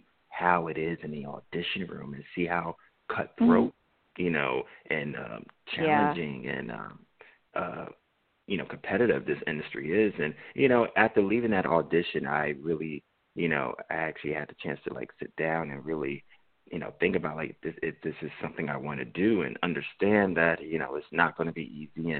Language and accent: English; Jersey City, New Jersey, United States; moved away as an adult; now in Los Angeles, United States; I grew up in Jersey City.